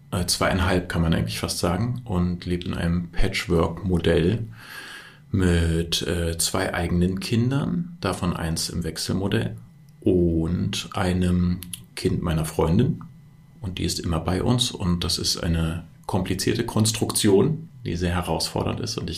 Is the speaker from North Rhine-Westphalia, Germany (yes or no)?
no; Berlin, Germany; also ich bin aus Berlin und bin in Berlin geboren und aufgewachsen, habe vor vielen, vielen Jahren schon eine Wohnung im Prenzlauer Berg gekauft